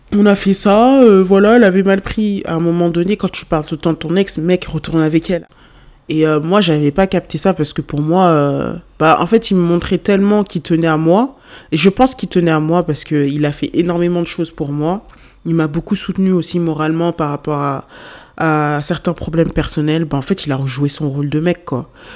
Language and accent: French; Lyon, Auvergne-Rhône-Alpes, France; moved away as an adult; ma ville euh, d'origine, mais euh, enfin ma, ville où j'ai vécu toute, pratiquement toute ma vie, mais c'était pas à cause de lui que j'ai quitté Lyon